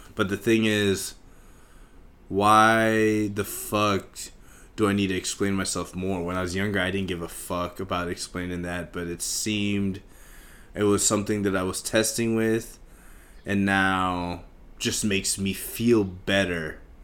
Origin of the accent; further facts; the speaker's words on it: Kansas, United States; being Indian in, like, fucking Kansas in the eighties and shit, early nineties, where in a small town in Kansas